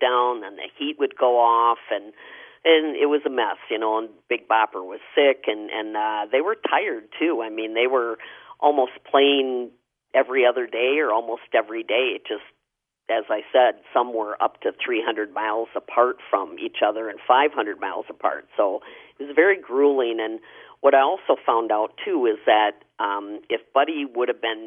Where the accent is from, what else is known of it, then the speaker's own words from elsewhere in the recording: Wisconsin, United States; I'm from Wisconsin